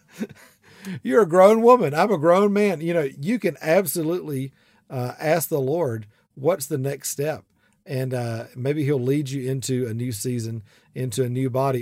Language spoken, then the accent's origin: English; South Georgia, United States; accent: big southern accent; I'm from South Georgia